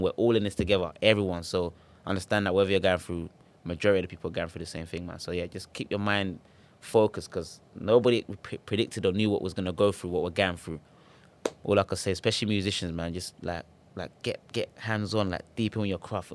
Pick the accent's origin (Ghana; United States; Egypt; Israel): Ghana; now in United Kingdom; I'm from Ghana